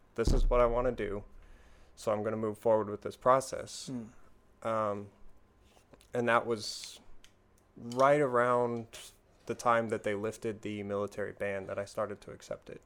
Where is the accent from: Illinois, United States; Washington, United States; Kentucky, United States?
Washington, United States; I'm from Washington State.